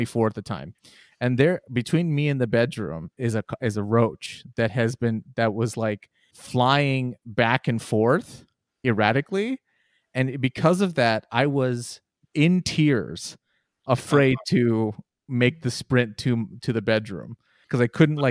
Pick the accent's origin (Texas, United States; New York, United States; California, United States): Texas, United States; Houston; I grew up in Houston, specifically A-Leaf